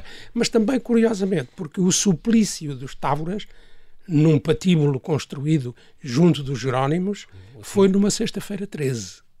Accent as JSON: {"language": "Portuguese", "country": "Portugal", "said": "um dos colégios mais eh, prestigiados no nosso país"}